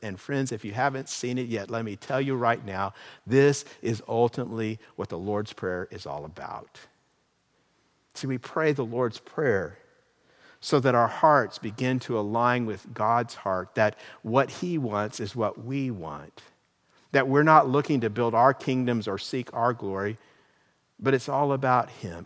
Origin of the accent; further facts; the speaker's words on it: California, United States; My real I D card gives my identity as a resident of the state of California